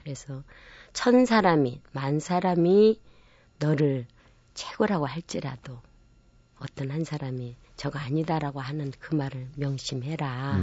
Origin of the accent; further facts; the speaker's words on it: Namwon, North Jeolla, South Korea; 제가 고향이 남원이기도 하지만